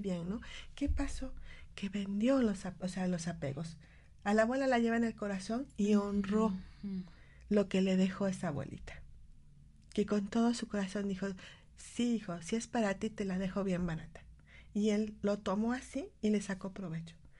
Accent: Mexico; nosotros como mexicanos

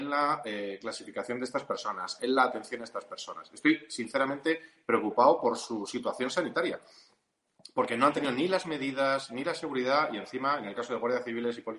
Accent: Spain; vulnerando normas esenciales de nuestros derechos como españoles

